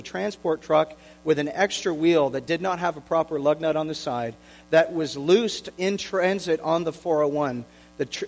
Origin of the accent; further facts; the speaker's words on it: Oshawa, Ontario, Canada; I'm from Oshawa, born and raised from the Schwa